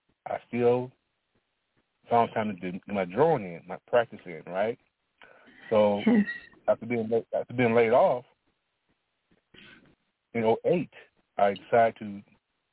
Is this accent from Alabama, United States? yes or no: yes; Alabama, United States; I was born in Alabama